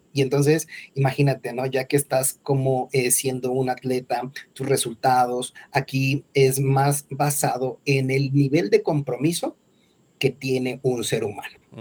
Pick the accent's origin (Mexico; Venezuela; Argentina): Mexico; soy mexicano, Estoy ahora mismo en Bogotá